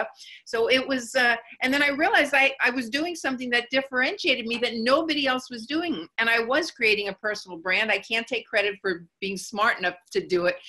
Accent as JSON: {"language": "English", "region": "New York", "country": "United States", "said": "I'm from New York"}